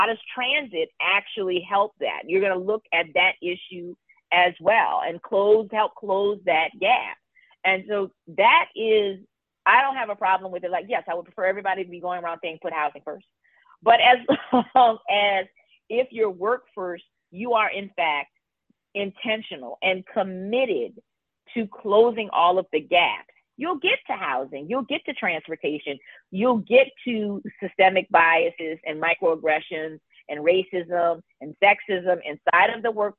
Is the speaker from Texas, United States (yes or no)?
no; Louisiana, United States; now in New Orleans, United States; we had a community that wasn't New Orleans that was directly impacted. My hometown was part of that as well.